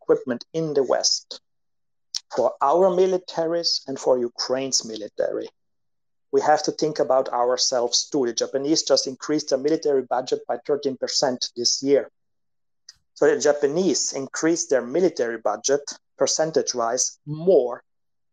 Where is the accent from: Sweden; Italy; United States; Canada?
Italy; I'm from Italy